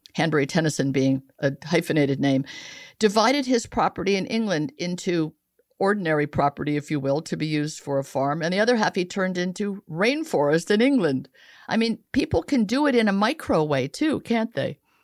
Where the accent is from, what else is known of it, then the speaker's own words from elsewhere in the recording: Italy; moved away; I grew up a lot in Italy where circuses were paid for by the government